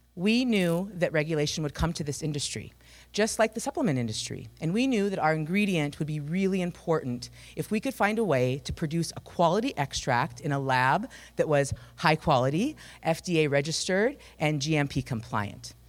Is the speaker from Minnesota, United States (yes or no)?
yes; Climax, Minnesota, United States; I am from Climax, Minnesota, um, which has a rich agricultural tradition